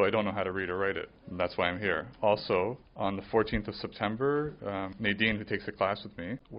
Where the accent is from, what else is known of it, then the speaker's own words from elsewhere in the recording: Markham, Ontario, Canada; first language Polish; English is a second language; I have Polish parents. When I was growing up, that was my first language. I didn't know how to speak English. When I was enrolled in kindergarten in Markham